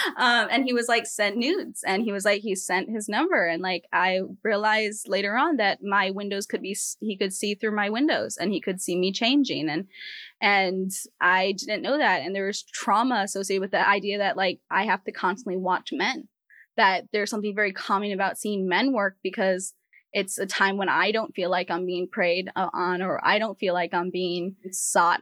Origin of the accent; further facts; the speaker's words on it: Rhode Island, United States; moved away; also born or lived in US West Coast; I grew up in the in the Ocean State, Rhode Island, and then I moved out to, you know, Pacific, Atlantic to Pacific